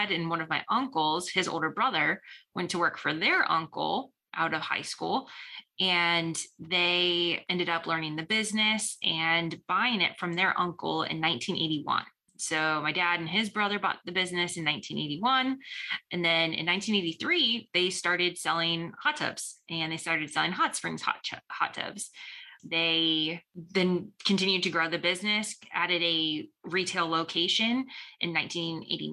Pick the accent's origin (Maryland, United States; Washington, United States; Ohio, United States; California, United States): Ohio, United States; North Canton; So I'm from Northeast Ohio originally. I grew up in North Canton, went to high school in North Canton